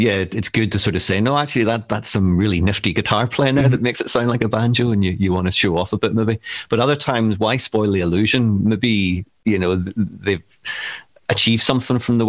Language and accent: English; Northern Ireland, United Kingdom; moved away as an adult; now in Glasgow, United Kingdom; maybe you could tell from my accent. I'm from Northern Ireland, and I've been living in Glasgow over 20 years now